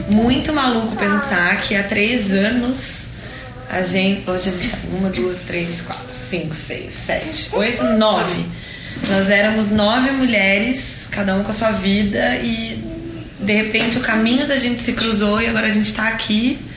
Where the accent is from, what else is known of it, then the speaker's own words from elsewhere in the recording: São Paulo, Brazil; eu sou de São Paulo